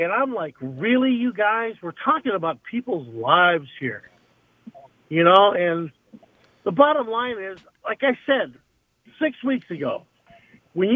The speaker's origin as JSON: {"language": "English", "town": "Laguna Beach", "region": "California", "country": "United States", "tie": "born or raised there", "said": "I grew up in Laguna Beach"}